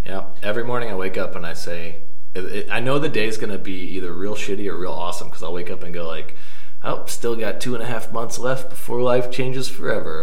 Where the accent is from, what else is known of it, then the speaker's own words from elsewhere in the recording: Columbia, Missouri, United States; I'm from Columbia, Missouri pretty far away from here